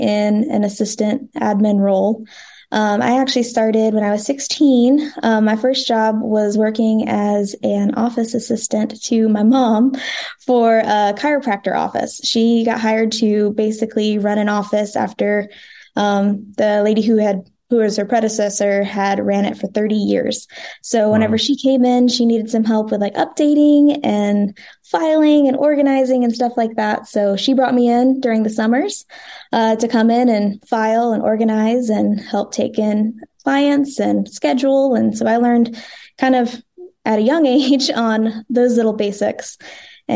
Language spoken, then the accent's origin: English; North Carolina, United States; now in Franklin, United States; It's different from where I'm from. I'm from North Carolina